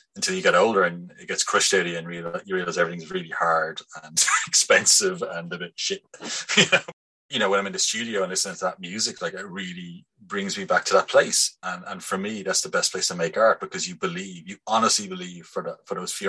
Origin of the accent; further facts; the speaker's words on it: Bray, Leinster, Ireland; now in Dublin, Ireland; I'm from Bray